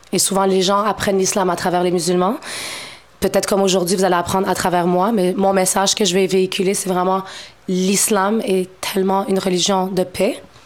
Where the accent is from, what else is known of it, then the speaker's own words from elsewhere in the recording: Montreal, Quebec, Canada; Je suis née à Montréal, je suis d'origine marocaine